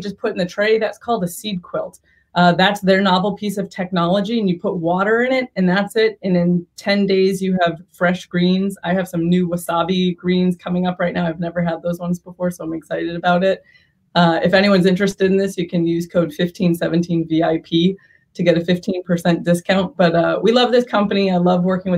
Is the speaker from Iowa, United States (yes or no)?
no; Boston, Massachusetts, United States; also born or lived in San Diego; now in Bay Area, United States; I grew up in Boston.